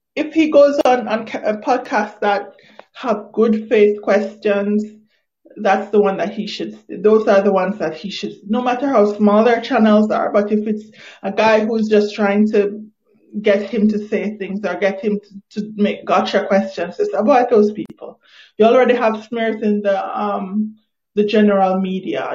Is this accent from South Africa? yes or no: no; Jamaica; I'm not even Nigerian. I'm Jamaican.